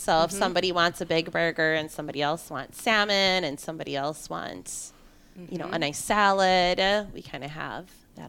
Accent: Partyville, Wisconsin, United States; We're originally from Partyville, Wisconsin, which is a very small town. It's kind of in between Madison and the Dells.

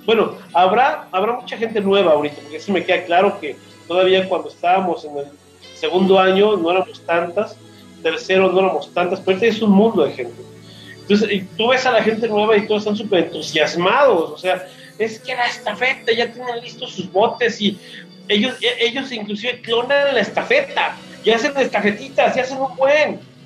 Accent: Mexico City, Mexico; moved away as an adult; now in Aguascalientes, Mexico; yo vivo aquí en Aguascalientes, soy de Ciudad de México, tengo ya 12 años viviendo aquí

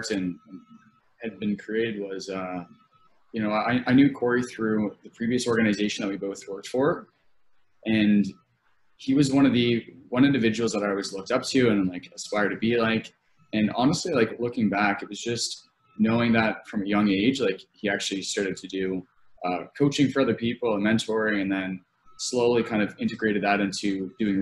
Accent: Nova Scotia, Canada; moved away as an adult; now in London, Canada; I grew up in Nova Scotia. It's like a very, very small town

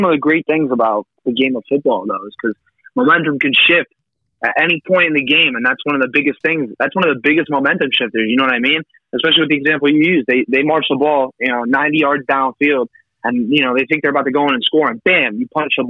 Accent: Nazareth, Pennsylvania, United States; also born or lived in Albuquerque, New Mexico; I'm originally from Albuquerque, New Mexico. I moved to Nazareth, Pennsylvania when I was like 6 or 7.

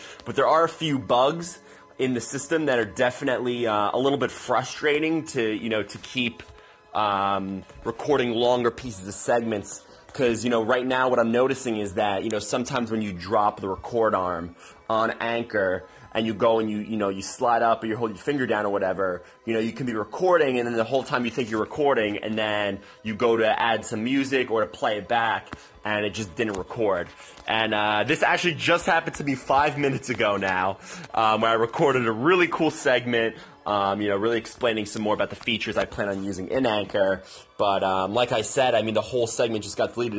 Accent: Cranford, New Jersey, United States; my hometown

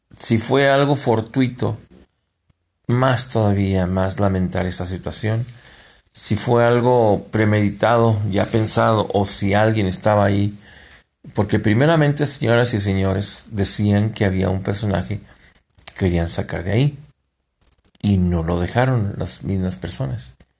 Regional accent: Mexico; somos los mexicanos

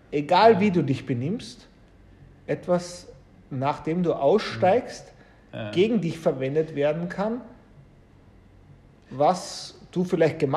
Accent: Austria; Also wir kommen ja aus Österreich beide und das Thema Tourismus von dem lebt ja ein großer Industriezweig in Österreich

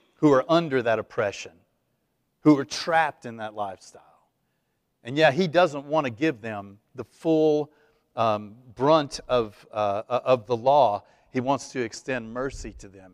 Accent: East Texas, United States; I was raised Catholic in East Texas

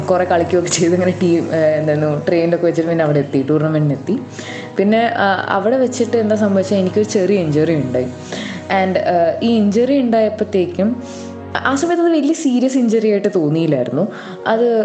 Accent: Ernakulam, Kerala, India; ഞാൻ എറണാകുളത്തു നിന്നാണ് വരുന്നത്

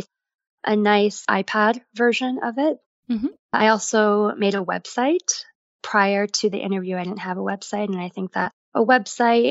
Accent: New York, United States; moved away as an adult; also born or lived in Paris; I'm originally born and raised in New York.

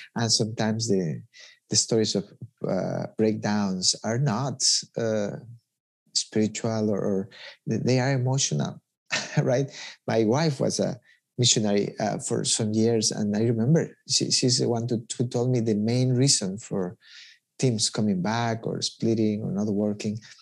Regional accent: Ecuador; I'm from Ecuador

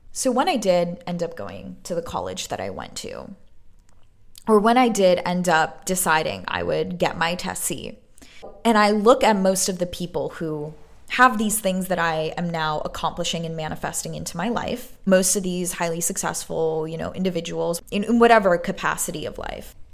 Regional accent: New York City, New York, United States; moved away as an adult; now in Los Angeles, United States; growing up in Brooklyn, broke as fuck

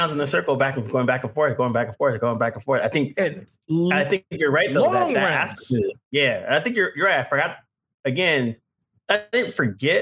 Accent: the Bay Area, California, United States; also born or lived in New York; now in Southern California, United States; where I'm originally from the Bay

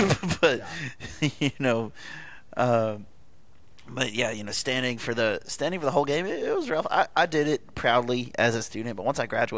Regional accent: Houston, Texas, United States; I'm from the Houston area

